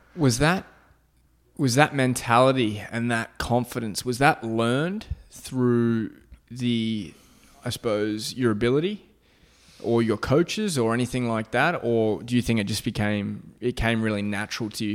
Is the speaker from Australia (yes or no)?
yes; Australia; moved away; I'm from Australia. I, you know, didn't grow up in, like, the high school or college system here